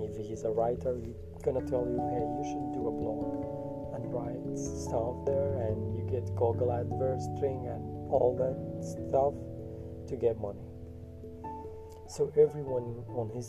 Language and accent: English; Kurdistan Region, Iraq; I'm from Iraq